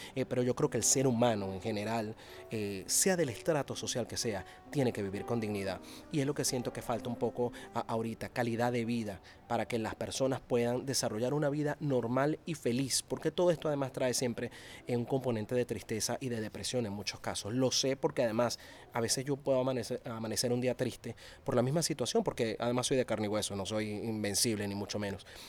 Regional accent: Venezuela; como periodista venezolano y, como venezolano en sí mismo, como, ciudadano de, ese país

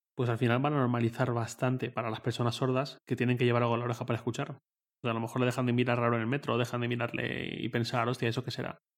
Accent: Valencia, Valencian Community, Spain; moved away as an adult; also born or lived in Torrent; now in Madrid, Spain; yo vivía en Valencia, de donde soy

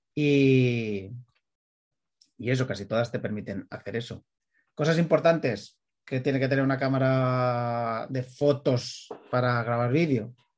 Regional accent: Premià de Mar, Catalonia, Spain; aquí de mi pueblo, de Premier de Mar

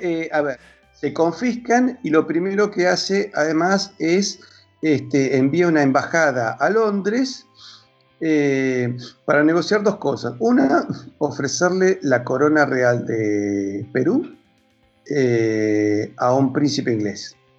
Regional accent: Argentina; first language Spanish; yo, soy argentino

